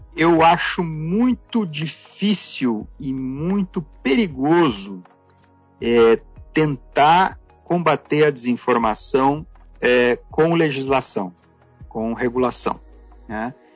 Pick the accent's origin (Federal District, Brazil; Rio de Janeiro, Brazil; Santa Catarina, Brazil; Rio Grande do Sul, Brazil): Rio Grande do Sul, Brazil; Passo Fundo; nasci em Passo Fundo, no Rio Grande do Sul